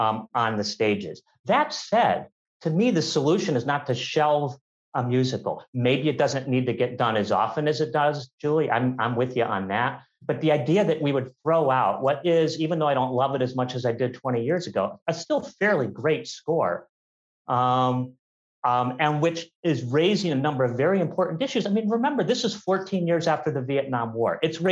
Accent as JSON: {"language": "English", "town": "Manila", "region": "Metro Manila", "country": "Philippines", "said": "And this really happened. I'm from Manila and it is still happening."}